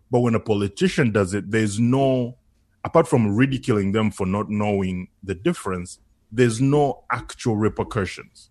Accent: Uganda; now in Canada; I was born in Uganda. So for me as an immigrant

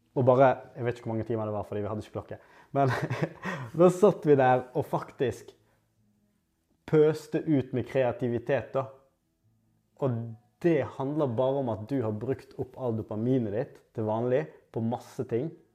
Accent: Norway; Jeg har vært heldig nok å bli født og oppvokst i Norge

